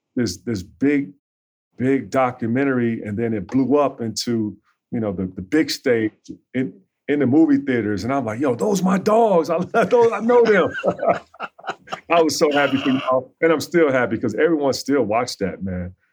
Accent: Chicago, Illinois, United States; Growing up on the South Side

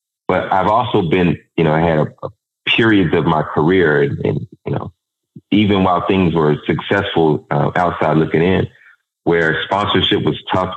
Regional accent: Dallas, Texas, United States; growing up in South Dallas

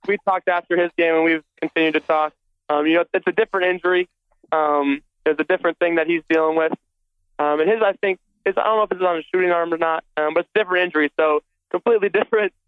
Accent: Minnesota, United States; I grew up in Minnesota

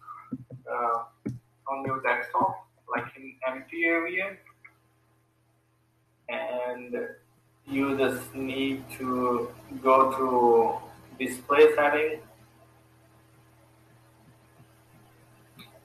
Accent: Pakistan; I am from Pakistan.

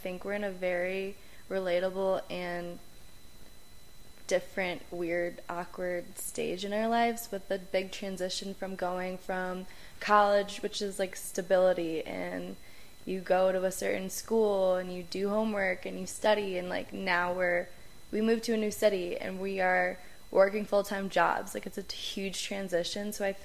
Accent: Chicago suburbs, Illinois, United States; moved away as an adult; also born or lived in Boulder, Colorado; now in Denver, United States; I guess I'm from Chicago suburbs. I guess we both are. That's where we met and grew up together

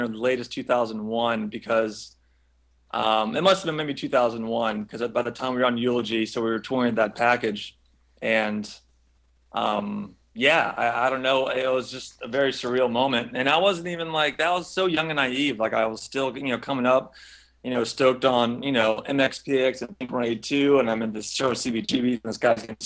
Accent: near Orlando, Central Florida, United States; born or raised there

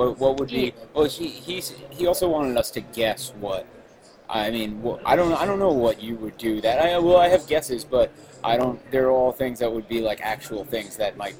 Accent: Long Island, New York, United States; I'm happy I'm a New Yorker and I live in New York City, and I'm happy I grew up on Long Island.

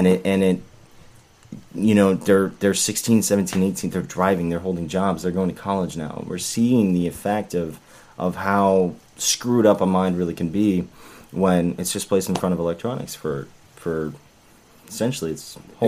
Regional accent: Tulsa, Oklahoma, United States; I'm originally from Oklahoma, Tulsa.

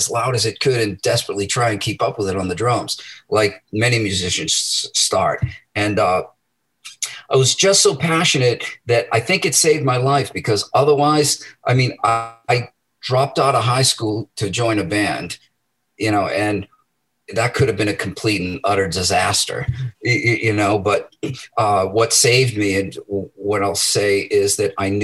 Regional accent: Medford, Massachusetts, United States; I was born in Medford and, you know, I grew up there

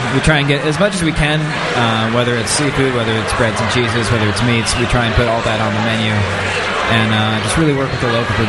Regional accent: Seattle, Washington, United States; moved away; I'm from Seattle originally

